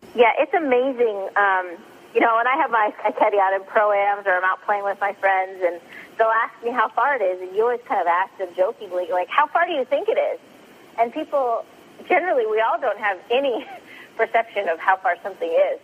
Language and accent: English; Sacramento, California, United States; my hometown, Sacramento